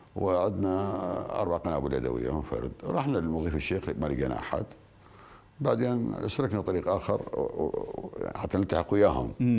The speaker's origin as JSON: {"language": "Arabic", "region": "Al Anbar", "country": "Iraq", "said": "احنا عندنا بالعراق"}